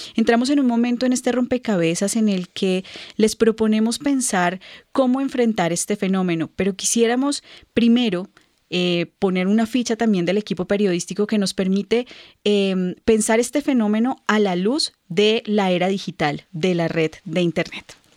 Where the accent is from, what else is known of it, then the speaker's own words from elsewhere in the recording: Colombia; en nuestro país, en Colombia